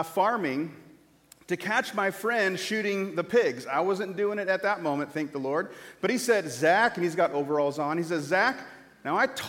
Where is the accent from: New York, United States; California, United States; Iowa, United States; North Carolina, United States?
Iowa, United States; Corning; moved away; my hometown in Corning, Iowa